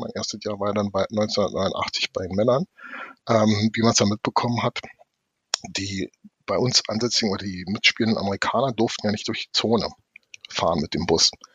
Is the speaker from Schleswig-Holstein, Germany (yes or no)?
no; Berlin, Germany; meine Heimat oder der Bezirk, in dem ich groß geworden bin